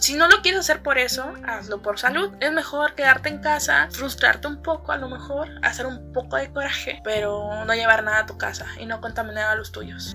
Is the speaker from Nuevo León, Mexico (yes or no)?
no; Veracruz, Mexico; now in Monterrey, Mexico; yo soy de Veracruz